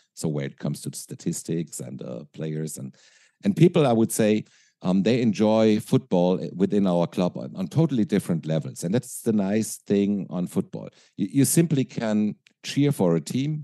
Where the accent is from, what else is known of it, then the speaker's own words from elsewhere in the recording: Frankfurt, Hesse, Germany; English is a second language; I grew up in Frankfurt, uh, Frankfurt, Germany